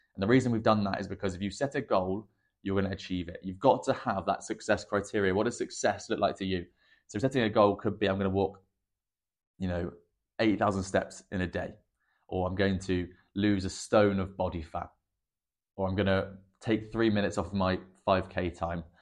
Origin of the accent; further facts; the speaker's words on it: England, United Kingdom; I'm English